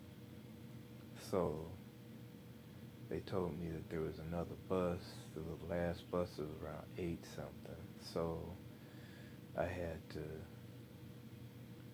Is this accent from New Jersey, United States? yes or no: no; Flint, Michigan, United States; moved away as an adult; also born or lived in Mississippi; I'm from Michigan